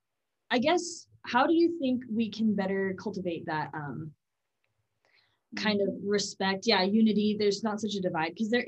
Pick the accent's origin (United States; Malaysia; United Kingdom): United States; Texas; now in Utah, United States